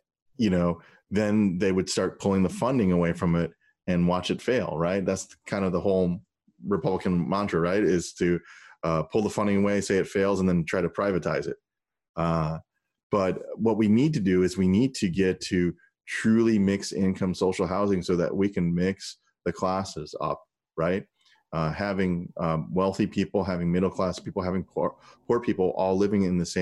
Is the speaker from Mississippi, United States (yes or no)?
no; St. Louis, Missouri, United States; also born or lived in Washington, D.C.; now in Portland, United States; When I was growing up in St. Louis, my mom worked two jobs.